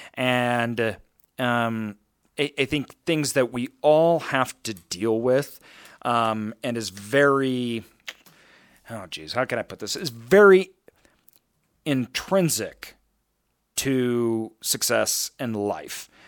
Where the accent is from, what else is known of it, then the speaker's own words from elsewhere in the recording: Idaho, United States; I grew up in Idaho